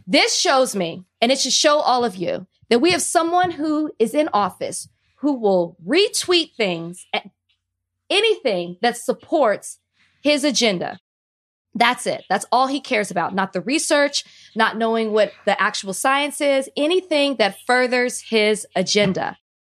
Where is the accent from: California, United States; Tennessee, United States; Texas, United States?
Texas, United States; Dallas; I'm from Dallas, Texas.